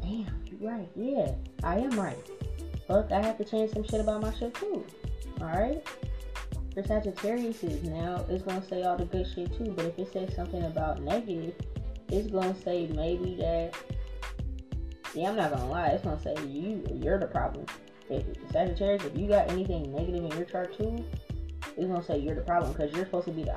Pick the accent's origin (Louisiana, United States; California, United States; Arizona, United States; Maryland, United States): Louisiana, United States; New Orleans; we're both from New Orleans